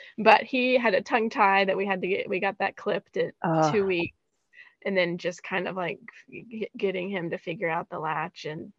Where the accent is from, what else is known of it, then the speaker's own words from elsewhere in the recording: Goodlettsville, Tennessee, United States; moved away as an adult; also born or lived in Seattle; We grew up in Goodlettsville.